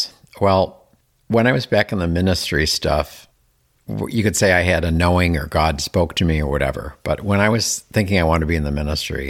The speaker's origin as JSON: {"language": "English", "town": "Buffalo", "region": "New York", "country": "United States", "tie": "born or raised there", "also_born_or_lived": "Seattle area", "moved": "as an adult", "lives_now": "Palm Springs, United States", "said": "I spent my early part of my life in New York. I was born in Buffalo, moved to New York City to go to a Christian college"}